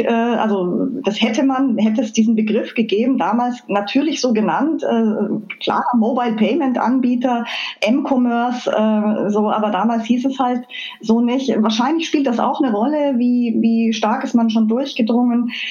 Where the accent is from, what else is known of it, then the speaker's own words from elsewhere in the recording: Füssen, Bavaria, Germany; moved away as an adult; also born or lived in Chicago / Mainz; now in Wiesbaden, Germany; Ich bin äh, äh ganz an der Grenze zu Österreich aufgewachsen. Also ich bin in Füssen im Allgäu geboren.